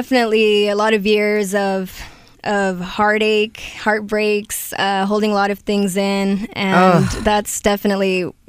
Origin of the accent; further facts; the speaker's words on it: Carson, California, United States; Well, I grew up in Carson.